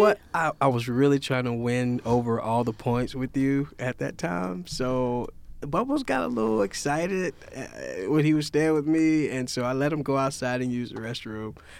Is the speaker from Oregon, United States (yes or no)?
no; Louisiana-Mississippi border, United States; I'm from Louisiana, Mississippi border, so all of our parties are, all, uh, Creole, New Orleans, jazzy type of party.